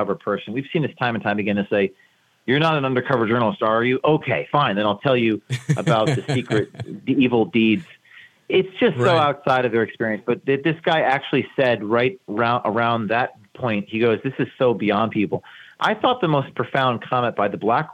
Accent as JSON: {"language": "English", "town": "Westwood", "region": "New Jersey", "country": "United States", "said": "I'm from New Jersey. I went to my Bergen County Westwood, New Jersey school board meeting"}